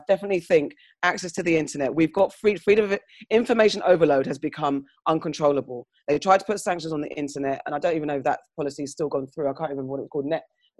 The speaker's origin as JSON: {"language": "English", "country": "United Kingdom", "said": "First of all, I think the UK, we are the British whites, tend to be quite reserved about these type of things and don't like talking about these type of things. And as black citizens in this white country, we've adopted some of their ways"}